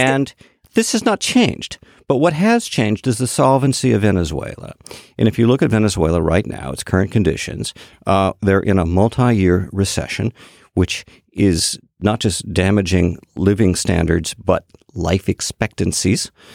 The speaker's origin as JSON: {"language": "English", "town": "Boston", "region": "Massachusetts", "country": "United States", "said": "I am from Boston"}